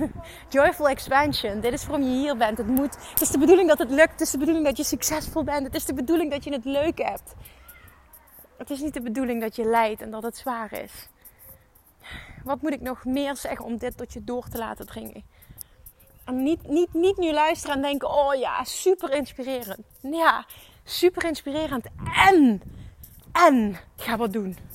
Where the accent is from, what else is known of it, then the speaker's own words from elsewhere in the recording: Limburg, Netherlands; accent: Limburgish; en mijn Limburgs accent niet helemaal kan handelen